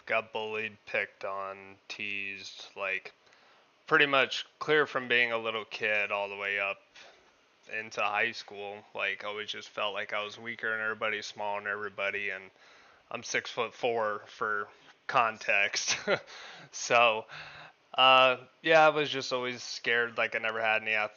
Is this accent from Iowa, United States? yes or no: no; Parker, Arizona, United States; moved away as an adult; also born or lived in Pennsylvania; town in Arizona called Parker. Grew up there most of my life